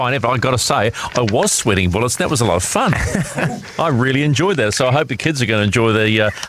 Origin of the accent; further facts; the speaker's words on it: Waikato, New Zealand; So you're a Waikato boy like me.